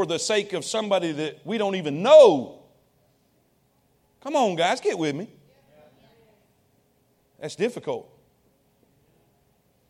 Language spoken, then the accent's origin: English; United States; I'm proud to be an American. I'm glad I was born here